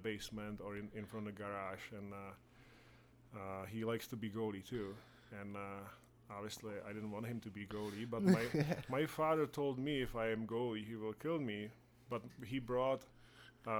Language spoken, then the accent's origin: English; Czechia; English is a second language; moved away as an adult; also born or lived in Russia; Like every other kid growing up in Czech Republic, you know, a lot of outdoor games outside